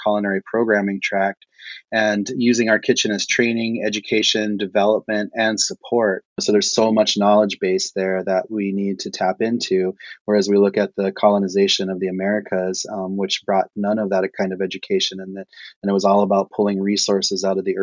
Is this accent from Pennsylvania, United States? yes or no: no; Pine Ridge Reservation, South Dakota, United States; I grew up on Pine Ridge Reservation in South Dakota